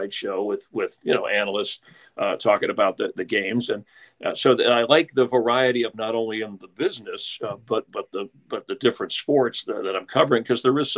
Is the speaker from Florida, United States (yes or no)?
yes; Miami, Florida, United States; moved away as an adult; also born or lived in New Orleans; growing up in Miami, back at the time I was there, South Florida, working